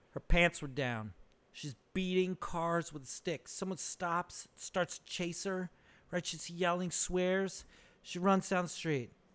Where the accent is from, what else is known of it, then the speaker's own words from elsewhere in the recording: Socorro, New Mexico, United States; now in Benicia, United States; I'm from Socorro, New Mexico, dude. That's where I grew up